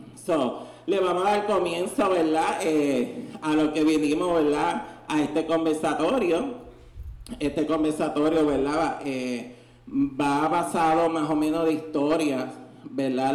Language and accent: Spanish; Ponce, Puerto Rico; now in San Juan, Puerto Rico; soy de la ciudad nacida y criada de Ponce eh, de Ponce fue que vine a invadir la bandera acá, como decimos, a San Juan